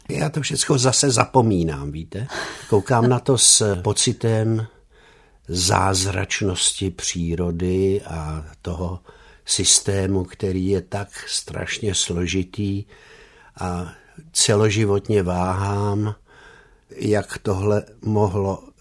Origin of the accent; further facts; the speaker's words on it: Bratislava, Bratislava Region, Slovakia; now in Czechia; A náš pan děkan věděl, že já jsem ten rodilý Bratislavan a daroval mi umístěnku do Báňské Bystrice